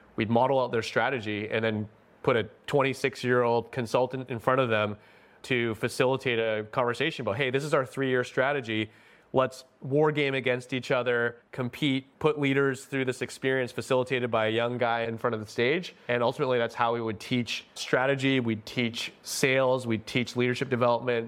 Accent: Delta, British Columbia, Canada; I grew up in North Delta in a, just a more white neighborhood

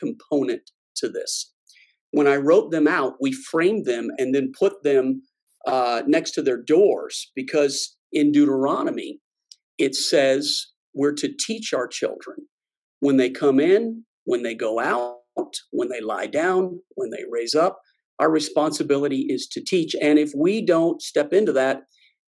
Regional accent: Cajun, Louisiana, United States; I'm Cajun, so we call that the lagniappe

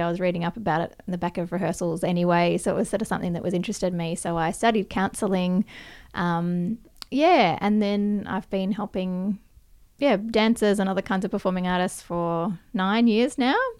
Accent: Perth, Western Australia, Australia; I grew up in Perth in, uh, Western Australia

